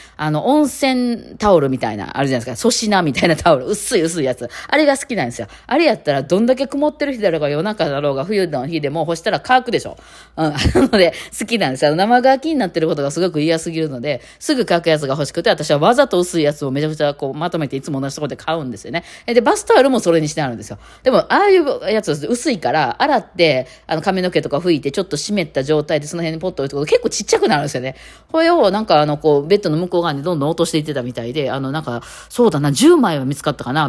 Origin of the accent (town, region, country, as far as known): Kansai, Japan